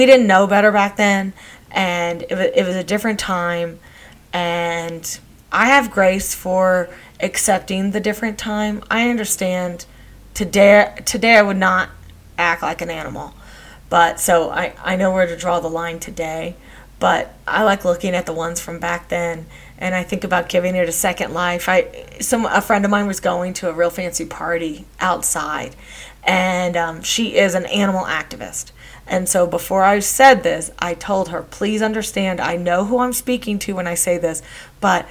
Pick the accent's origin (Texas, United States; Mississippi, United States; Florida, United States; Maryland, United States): Texas, United States; I grew up in Texas